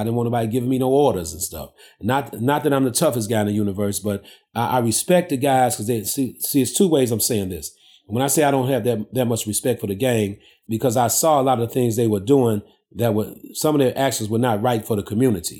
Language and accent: English; Chicago, Illinois, United States; I basically was born and raised in the heart of the ghetto here in Chicago. I grew up on the south side and the west side of Chicago.